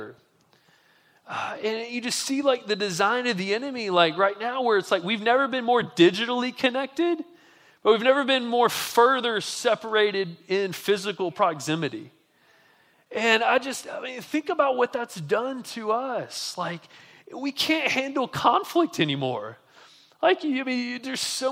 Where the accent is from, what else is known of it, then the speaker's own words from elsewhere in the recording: Montgomery, Alabama, United States; I'm from Montgomery, Alabama, which is similar like demographically probably to Jackson